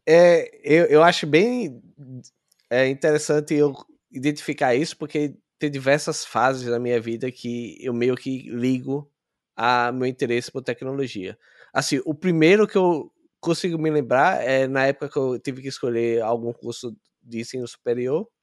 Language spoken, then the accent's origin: Portuguese; Aracaju, Sergipe, Brazil; moved away as an adult; also born or lived in São Paulo, Brazil; Eu sou de Sergipe, é, Aracaju. Eu morei em São Paulo por cinco anos